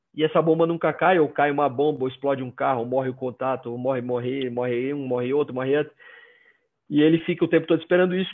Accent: Maceió, Alagoas, Brazil; accent: nordestino; moved away as an adult; now in Curitiba, Brazil; pelo meu sotaque eu não sou do sul eu sou nordestino eu cresci em Maceió Alagoas cresci lá

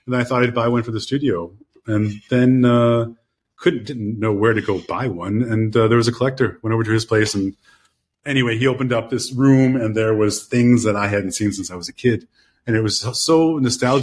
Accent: Chicago, Illinois, United States; I'm from Chicago

